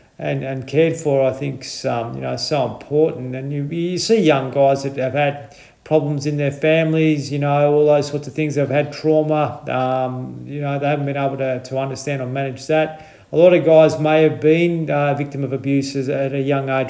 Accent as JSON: {"language": "English", "town": "Horsham", "region": "Victoria", "country": "Australia", "tie": "born or raised there", "moved": "yes", "said": "I'm from Horsham, so not far from you"}